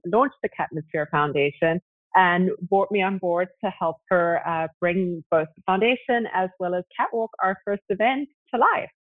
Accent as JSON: {"language": "English", "country": "South Africa", "tie": "born or raised there", "also_born_or_lived": "Zimbabwe", "said": "I actually was born in Zimbabwe and grew up in South Africa"}